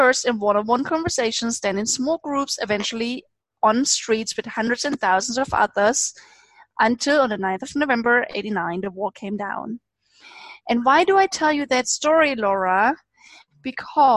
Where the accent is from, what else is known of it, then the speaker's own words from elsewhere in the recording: eastern Germany, Germany; I grew up in Eastern Germany. So not just in Germany, but in Eastern Germany at the times when it was still a communist